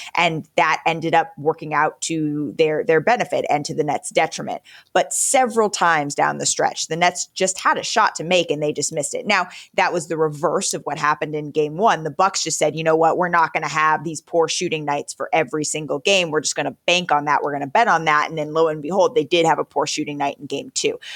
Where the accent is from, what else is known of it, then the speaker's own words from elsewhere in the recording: California, United States; I grew up in California